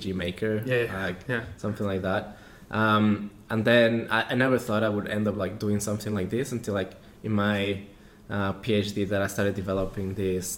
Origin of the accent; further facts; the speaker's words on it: Mexico; moved away as an adult; I come originally from Mexico